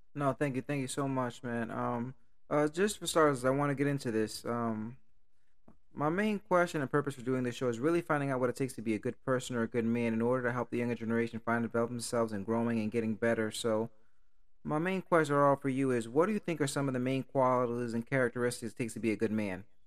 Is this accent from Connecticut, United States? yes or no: yes; Stamford, Connecticut, United States; I'm growing up in Stanford